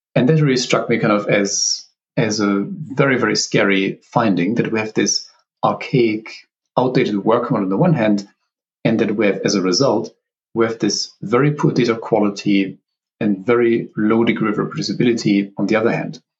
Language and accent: English; Southern Germany, Germany; moved away; also born or lived in Oxford, United Kingdom; I'm from Germany originally. So, I grew up kind of in the very southern part of the country